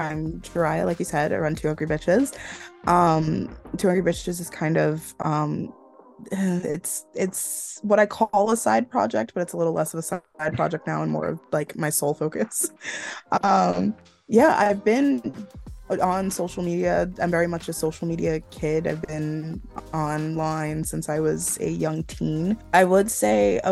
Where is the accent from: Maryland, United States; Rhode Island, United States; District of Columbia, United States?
Rhode Island, United States; I am born and raised in Rhode Island